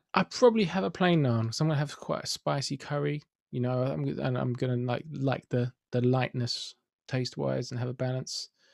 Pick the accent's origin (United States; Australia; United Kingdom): United Kingdom; London; I'm from Finsbury Park, where since the mid-nineties we've had the fantastic happening bagel bakery